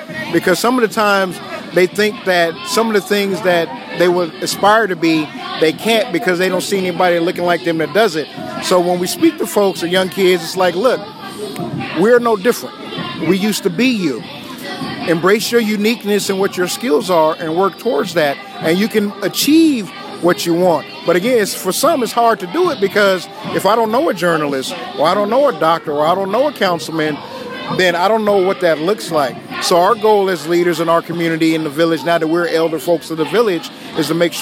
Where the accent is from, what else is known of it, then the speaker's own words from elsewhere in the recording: Los Angeles, California, United States; also born or lived in Gardena / Harbor City / Hawthorne; I grew up in the L.A. County area, so Los Angeles, Harbor City, and every Gardena, Hawthorne